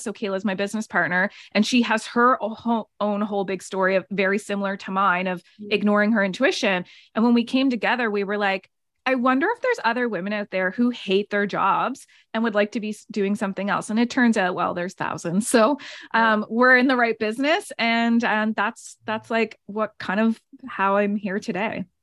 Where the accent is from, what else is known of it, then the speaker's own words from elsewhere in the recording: Nova Scotia, Canada; moved away as an adult; also born or lived in Canmore, Alberta; I'm from Nova Scotia. I moved out to Canmore, Banff area.